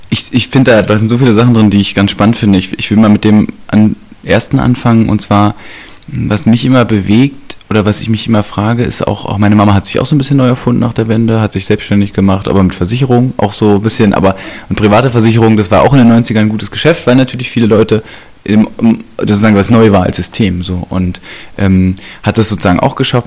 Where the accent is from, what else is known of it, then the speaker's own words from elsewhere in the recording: Berlin, Germany; also born or lived in Schöneweide; ich bin aus Ostberlin und Ostberlin war auch im Osten immer special